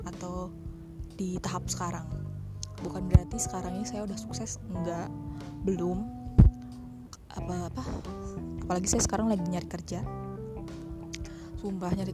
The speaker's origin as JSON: {"language": "Indonesian", "town": "Karawang", "region": "West Java", "country": "Indonesia", "said": "karena saya juga orang Sunda orang Karawang oke okay?"}